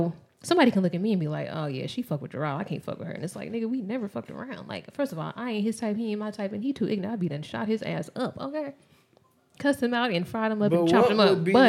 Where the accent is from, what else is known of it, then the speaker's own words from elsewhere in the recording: Las Vegas, Nevada, United States; And because we're from Vegas, I have to clarify because whore can mean so many things.